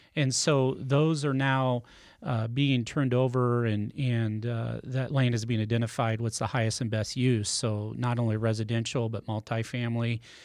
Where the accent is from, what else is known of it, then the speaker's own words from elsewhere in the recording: Nebraska, United States; moved away as an adult; also born or lived in California; now in Smithville, United States; I grew up in Nebraska